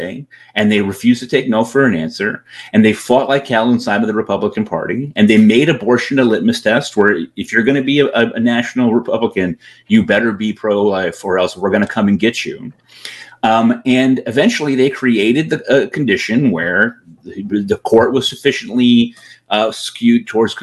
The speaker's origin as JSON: {"language": "English", "region": "Connecticut", "country": "United States", "said": "I live in Connecticut, right? I'm from Connecticut originally"}